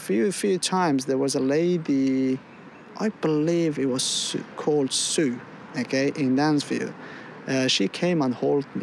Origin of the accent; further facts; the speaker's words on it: England, United Kingdom; also born or lived in Afghanistan; I spent the most fantastic times, okay, of my age in England. I've grown up here